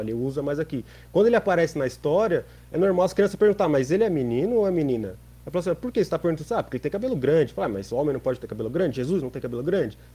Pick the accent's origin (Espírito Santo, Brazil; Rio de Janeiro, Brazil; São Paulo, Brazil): São Paulo, Brazil; a gente é de São Paulo, a gente vive numa cidade onde tem um bandeirantes